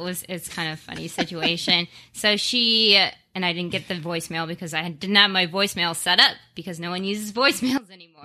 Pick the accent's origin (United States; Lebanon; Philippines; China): United States; Las Vegas, Nevada; moved away as an adult; now in Phoenix, United States; born and raised in Las Vegas, been out in Phoenix for two years now